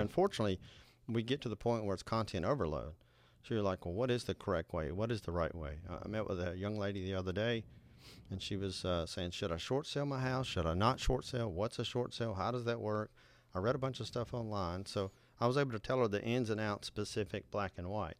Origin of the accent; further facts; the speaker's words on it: Nashville, Tennessee, United States; Nashville, Tennessee, my hometown